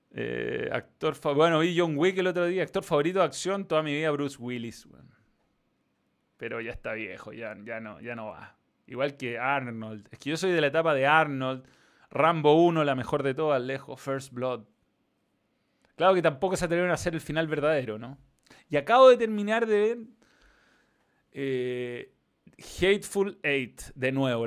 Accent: Chile

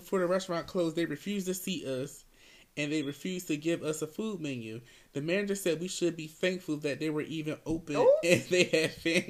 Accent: Las Vegas, Nevada, United States; in the hospitality industry. And I'm from Vegas.

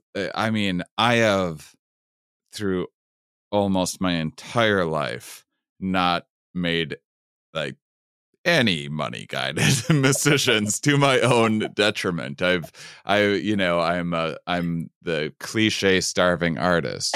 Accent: Wisconsin, United States; I'm from Wisconsin

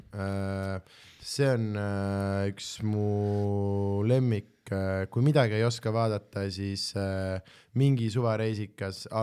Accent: Southern Estonia, Estonia; miks te olete kõik Tallinn nagu täpselt samad inimesed minu kui Lõuna-Eesti inimesi

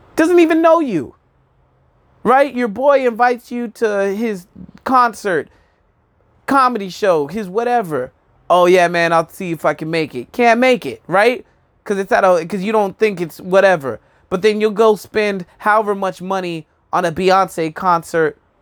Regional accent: Albuquerque, New Mexico, United States; now in Brooklyn, United States; I'm from New Mexico.

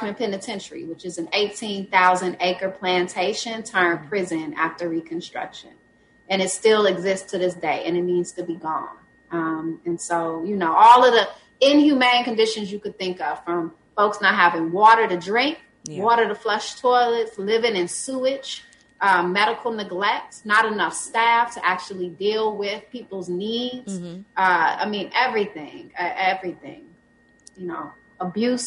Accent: Jackson, Mississippi, United States; also born or lived in Brooklyn, New York; I moved back home to Jackson from New York

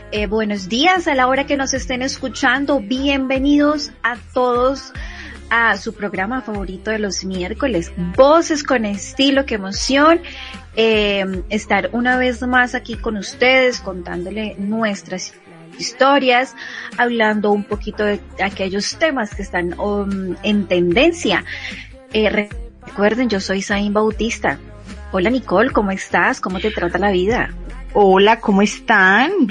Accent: Colombia; esa semana va un poco loca acá en nuestro país.

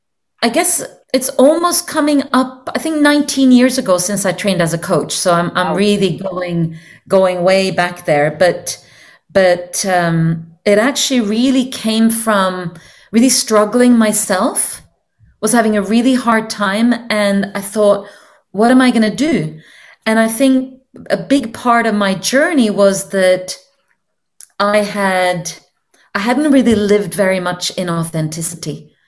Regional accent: Norway; English is a second language; moved away; they would generally not guess that I'm from Norway, because I've just been spending so many years speaking English as my main language now.

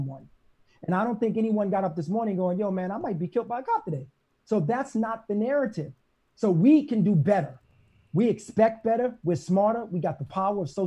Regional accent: New York City, New York, United States; I'm from Brooklyn

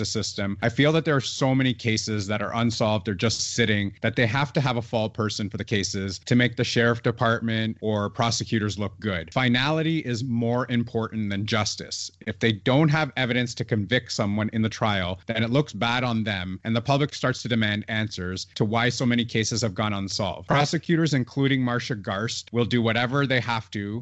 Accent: Canada; I'm Canadian

